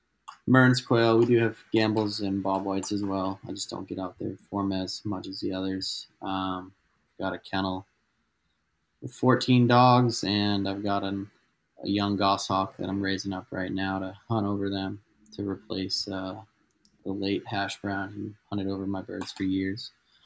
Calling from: Albuquerque, New Mexico, United States; So I'm calling in from Albuquerque, New Mexico, which is like north central New Mexico.

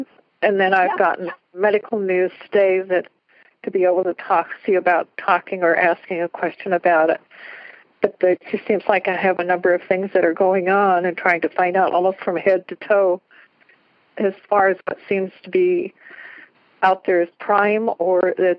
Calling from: Washington, United States; I'm calling from Washington State.

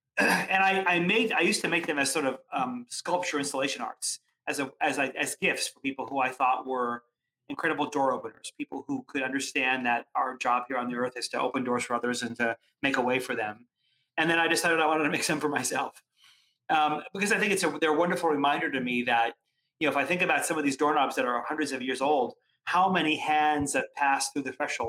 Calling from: Connecticut, United States; I am actually coming from just outside New York City in suburban Connecticut.

